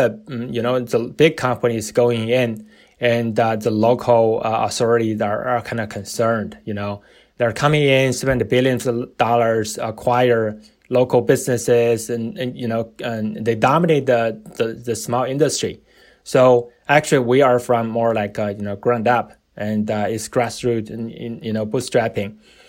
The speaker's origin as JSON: {"language": "English", "town": "New York City", "region": "New York", "country": "United States", "said": "So, you know, we're from New York City, you know, from our perspective, everything's regulated, right?"}